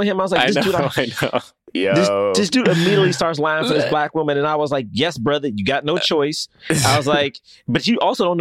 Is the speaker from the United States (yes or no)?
yes; New York, United States; I'm from New York